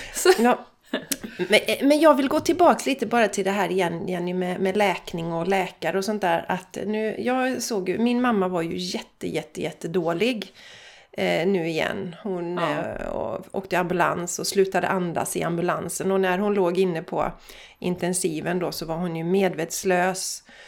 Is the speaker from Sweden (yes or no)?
yes; Borås / Landvetter, Västra Götaland, Sweden; vi kommer från Borås, vi kommer från Landvetter